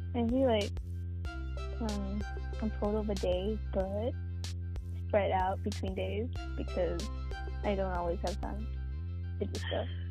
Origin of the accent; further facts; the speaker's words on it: United States; an American citizen